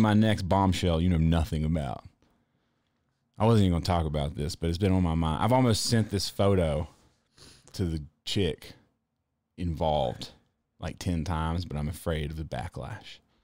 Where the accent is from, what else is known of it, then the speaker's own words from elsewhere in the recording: the South, United States; I'm from the South